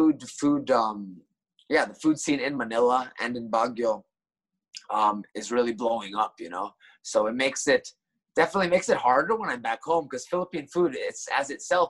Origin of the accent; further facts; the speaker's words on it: Tokyo, Japan; like me coming from Tokyo and growing up in Tokyo, I'm kind of biased.